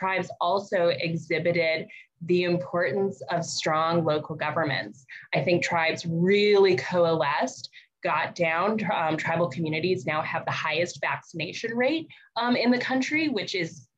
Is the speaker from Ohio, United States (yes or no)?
no; Albuquerque, New Mexico, United States; now in Burbank, United States; I am a Coche de Pueblo, grew up in Albuquerque. I am now calling from the Tongva, Tatavium, and Chumash lands, also known as Burbank, California